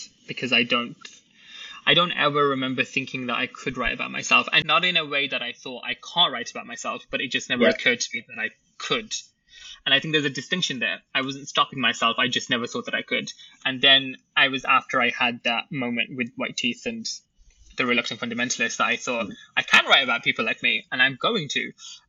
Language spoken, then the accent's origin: English; United Kingdom; I was born in Britain. I consider myself to be British, but I also consider myself to be Pakistani and Muslim